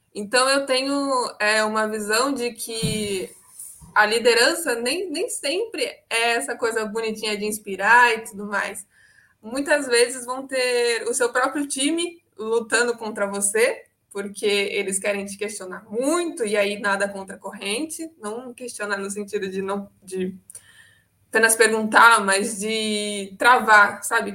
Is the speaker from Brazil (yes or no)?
yes; Santos, São Paulo, Brazil; eu sou de Santos, São Paulo